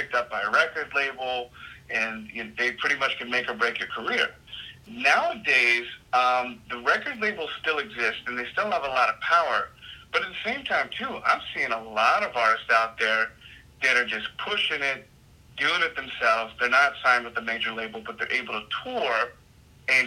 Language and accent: English; Virginia Beach, Virginia, United States; moved away as an adult; now in Los Angeles, United States; I originally come from Virginia Beach